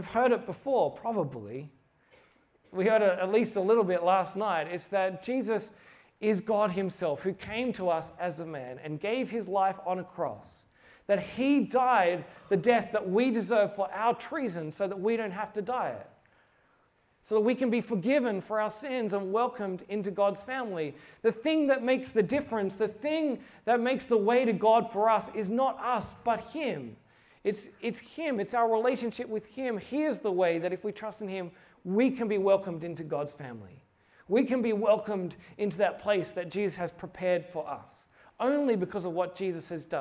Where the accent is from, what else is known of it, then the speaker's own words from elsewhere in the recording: Australia; I'm from Australia